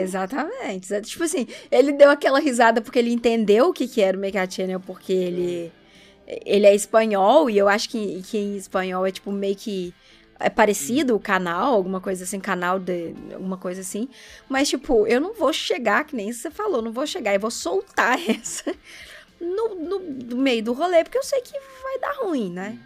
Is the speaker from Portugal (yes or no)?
no; Brazil; nós, como brasileiros